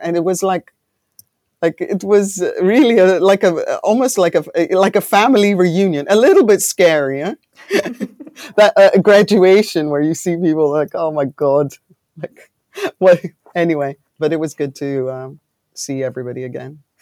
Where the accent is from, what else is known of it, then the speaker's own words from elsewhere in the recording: Greece; also born or lived in United Kingdom / London; now in Netherlands; I'm born in the U K, but I grew up in Greece